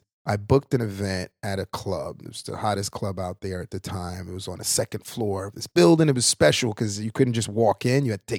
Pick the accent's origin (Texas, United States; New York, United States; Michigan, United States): New York, United States; Brooklyn; also born or lived in Haiti / Queens, New York; I'm from Brooklyn. Everyone knew that I was from Brooklyn.